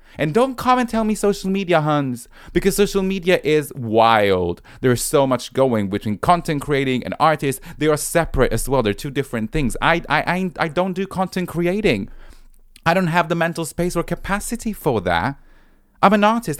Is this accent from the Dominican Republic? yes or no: no; Rome, Lazio, Italy; moved away as an adult; now in London, United Kingdom; I'm originally from Rome, but now I've been based in London for eight years.